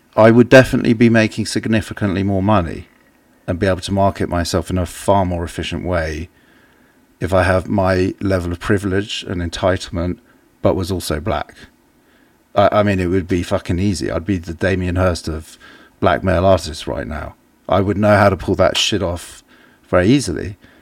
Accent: England, United Kingdom; an English person

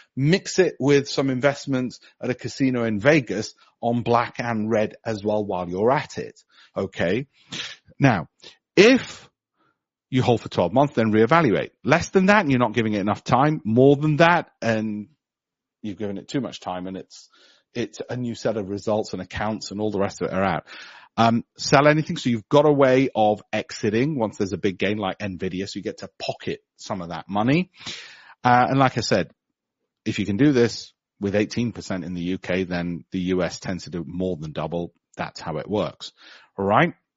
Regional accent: Leeds, Yorkshire and the Humber, United Kingdom; I was born in Armley.

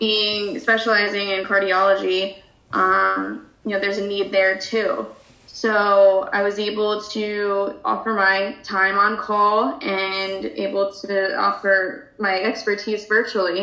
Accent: New Jersey, United States; I grew up in Baton Rouge, New Jersey

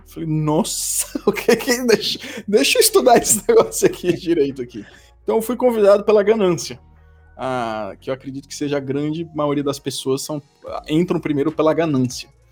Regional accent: Brazil; moved away as an adult; now in Switzerland; eu sou um brasileiro, mas eu moro na Suíça há quase 10 anos, saí do Brasil mais de 15 anos atrás

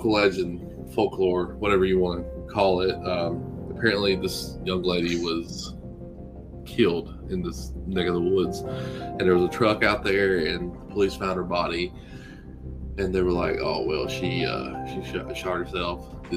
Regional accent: Alabama, United States; I'm from Alabama

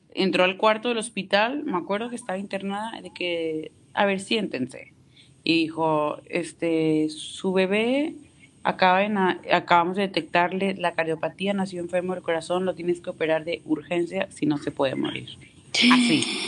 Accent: Tampico, Tamaulipas, Mexico; Yo soy de Tampico, Tamaulipas

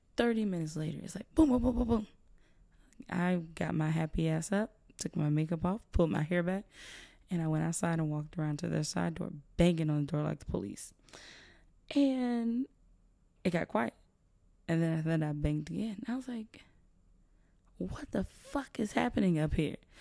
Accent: South Georgia, United States; I'm from South Georgia

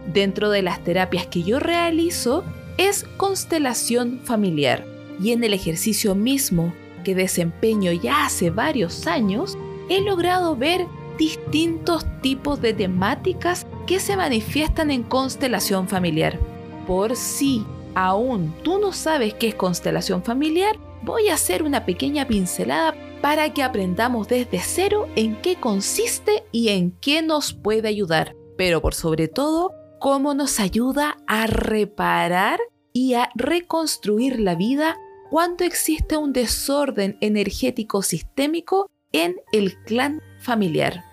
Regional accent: Chile; mi país, donde yo vivo, Chile

